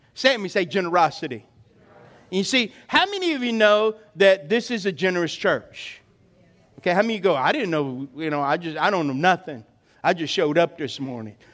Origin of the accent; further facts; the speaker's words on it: South Louisiana, United States; I remember as a kid growing up in South Louisiana